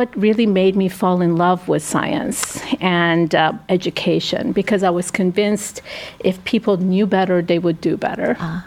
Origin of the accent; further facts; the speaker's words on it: United States; I consider the U.S. my home country.